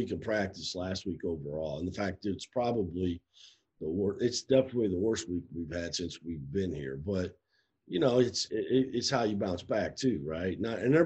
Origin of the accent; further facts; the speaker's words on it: Iowa, United States; moved away; I'm from Iowa, but I'm kind of from the show me state